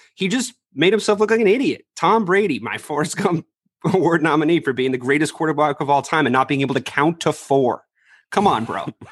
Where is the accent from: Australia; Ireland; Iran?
Ireland; now in United States; I'm an Irish immigrant